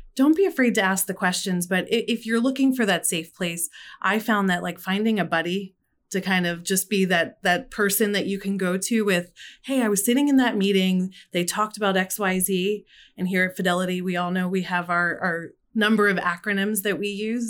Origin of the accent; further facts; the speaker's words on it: Philadelphia, Pennsylvania, United States; I'm from Philadelphia